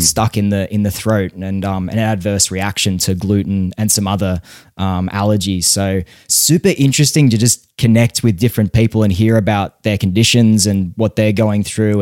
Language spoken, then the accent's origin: English; Australia; growing up in Australia